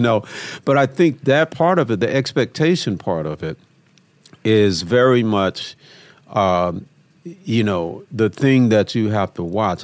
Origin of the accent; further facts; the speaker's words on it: Memphis, Tennessee, United States; I've growing up in Memphis, man